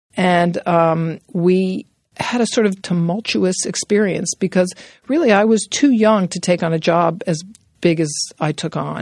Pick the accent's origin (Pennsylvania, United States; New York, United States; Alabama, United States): New York, United States; New York City; I grew up in New York City, born and bred in Manhattan